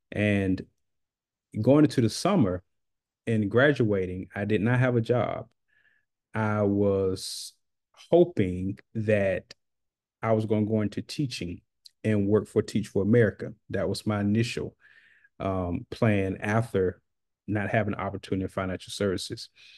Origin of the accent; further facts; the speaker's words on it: Macon, Georgia, United States; I'm from Macon, Georgia. I currently reside in Macon, Georgia